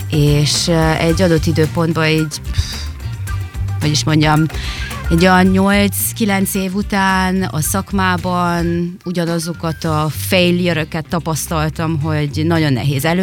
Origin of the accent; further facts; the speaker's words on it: Târgu Mureș, Mureș County, Romania; moved away as an adult; also born or lived in Germany / Canary Islands; régenben születtem, és itt nőttem fel vásárhelyen